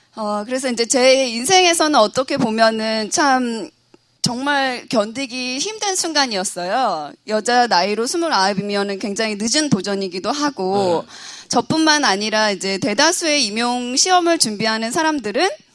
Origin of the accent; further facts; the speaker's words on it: Yeosu, South Jeolla, South Korea; moved away as an adult; now in Seoul, South Korea; 원래 고향은 여수예요